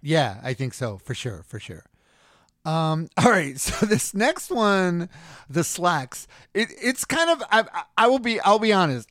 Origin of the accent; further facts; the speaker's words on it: New York City, New York, United States; now in California, United States; I grew up in Queens, New York